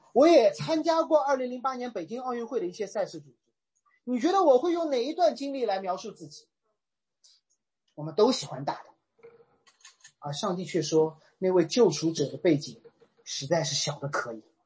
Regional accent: Shanghai, China; 我是一个上海人

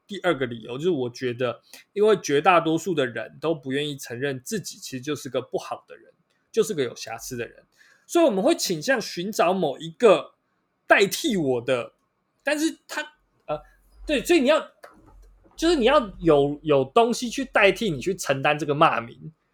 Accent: Taiwan; 我们台湾人

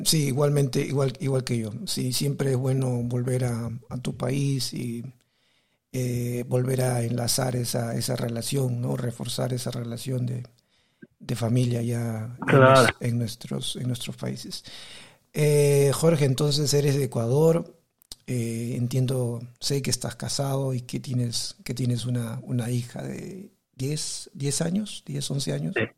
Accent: Peru; also born or lived in South Korea; now in Taiwan; yo soy de Perú, vivo en Taiwán

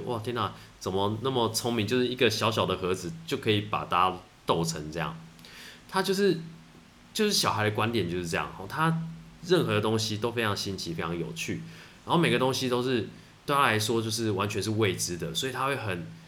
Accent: Taitung, Taitung County, Taiwan; 我是从台东，从小从台东出生长大的

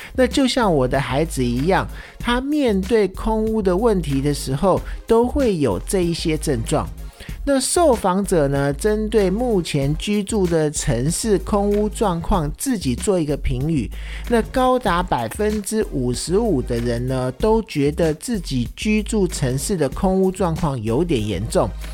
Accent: Taiwan; 戴口罩对我们台湾人而言呢，是一个习以为常的生活配备之一

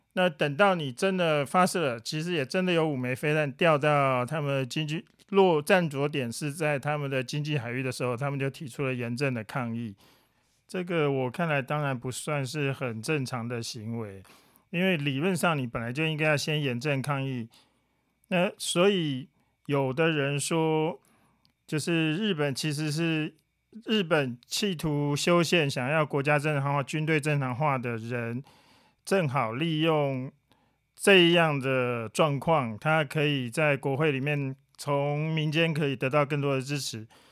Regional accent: Taiwan; 对我们台湾人来讲

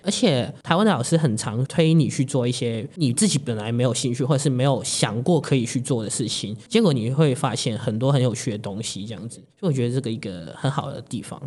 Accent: Hong Kong; moved away as an adult; now in Taiwan; 我来自香港

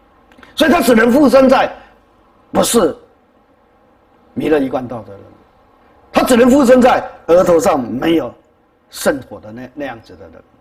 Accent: China; 所以，我们中国人道道教里面有一种说啊，要拿雨伞

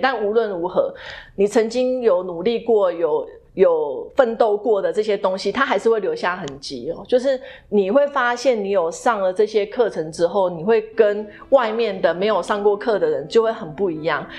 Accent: Taiwan; also born or lived in Boston, United States; 我们身为台湾人

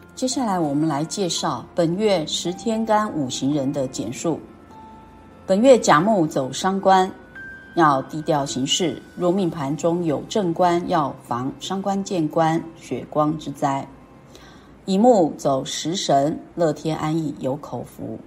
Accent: Keelung, Taiwan; moved away; 像我呢是基隆人呐

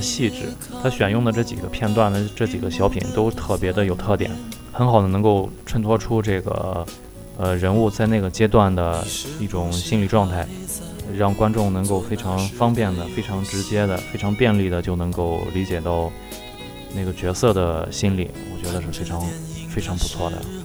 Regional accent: China; 我们中国人

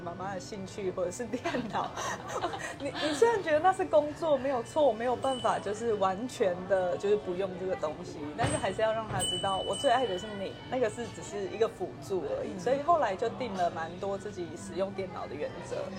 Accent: Hualien County, Taiwan; moved away as an adult; now in Kaohsiung, Taiwan; 我是花莲人啊，我不是高雄人

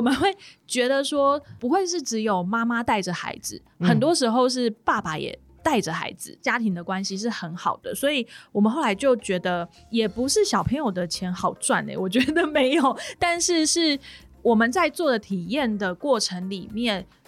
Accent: Taichung, Taiwan; moved away; 我是台中人

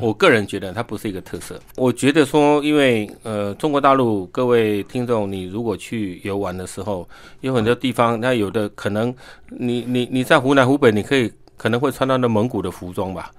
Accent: Taiwan; 我们台湾人

